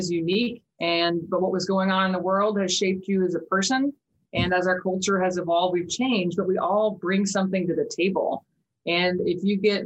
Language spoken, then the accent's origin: English; Wichita, Kansas, United States; moved away as an adult; now in Norman, United States; I'm actually originally from Wichita, Kansas, born and raised.